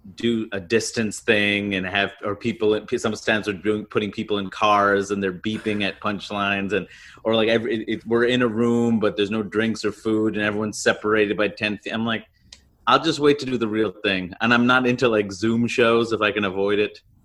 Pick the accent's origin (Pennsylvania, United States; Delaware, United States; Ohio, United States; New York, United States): New York, United States; New York City; I grew up in Queens, New York